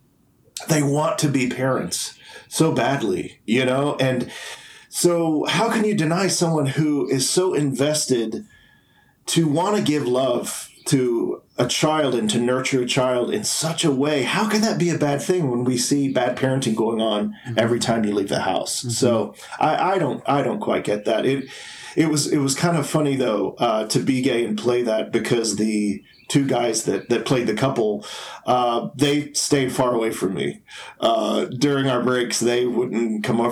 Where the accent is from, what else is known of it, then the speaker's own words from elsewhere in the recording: Tennessee, United States; moved away as an adult; also born or lived in New York City / Los Angeles / Atlanta; I grew up in Tennessee